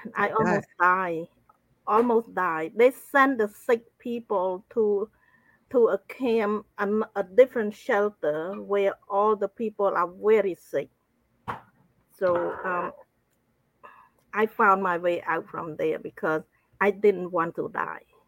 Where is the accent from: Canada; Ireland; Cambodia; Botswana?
Cambodia; I grew up in Cambodia